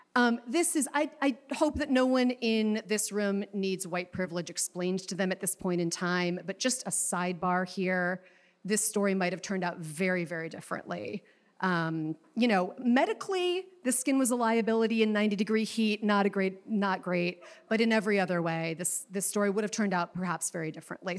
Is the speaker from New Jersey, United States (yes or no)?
no; Chicago, Illinois, United States; I am from Chicago